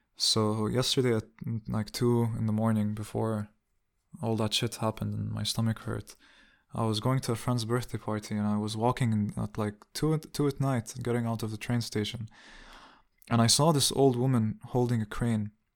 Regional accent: Amman, Amman Governorate, Jordan; moved away as an adult; also born or lived in Riyadh, Saudi Arabia / Dubai, United Arab Emirates / Jerusalem (ancestry); now in Hamburg, Germany; I grew up in Dubai until I was nine or ten. And then I grew up in Jordan until I was nineteen

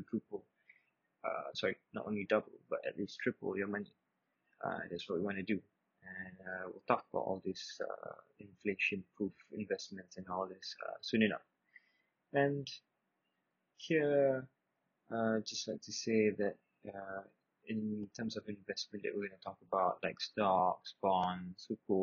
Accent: Subang Jaya, Selangor, Malaysia; I'm 22 years old, I'm from Subang Jaya.

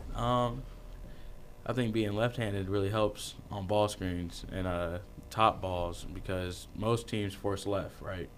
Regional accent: Manhattan, Kansas, United States; I'm from Manhattan, so Kansas State's there

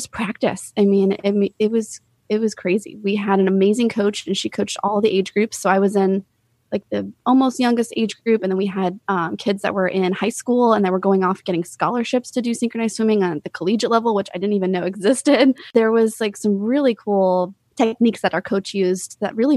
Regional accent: Tampa, Florida, United States; also born or lived in Colorado; I grew up here in Florida. We did move to Colorado for a couple of years when I was 7 to 10

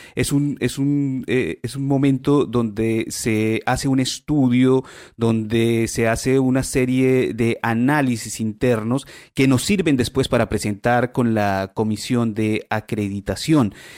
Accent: Colombia; now in Chile; yo soy colombiano

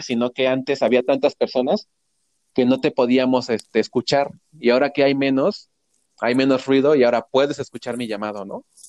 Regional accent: Mexico

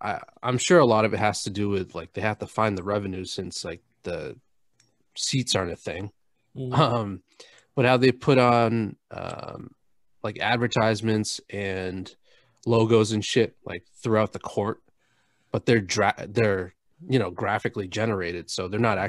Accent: New Hampshire, United States; I'm from New Hampshire, which most people probably haven't even heard of or could find on a map. Born and raised

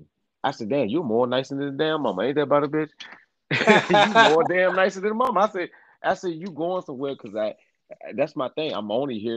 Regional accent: Virginia, United States; I'm from Virginia, y'all

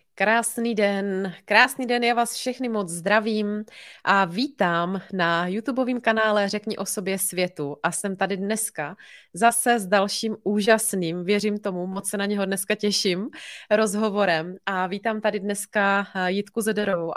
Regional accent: Bohemia, Czechia; tady u nás doma v Čechách

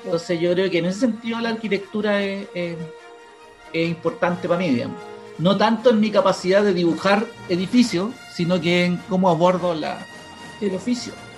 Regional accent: Santiago, Santiago Metropolitan Region, Chile; donde venía yo, yo soy de Cerro Navia

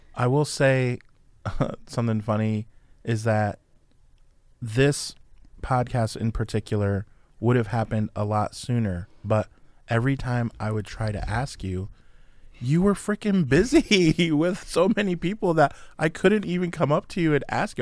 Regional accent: around San Francisco, California, United States; moved away; I was born around San Francisco

